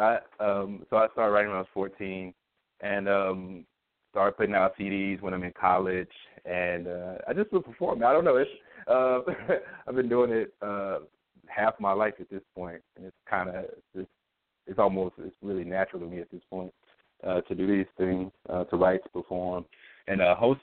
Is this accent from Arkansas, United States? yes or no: yes; Pine Bluff, Arkansas, United States; moved away as an adult; also born or lived in Georgia / Washington, D.C.; now in Philadelphia, United States; I'm originally from Pine Bluff, Arkansas. I was born and raised there.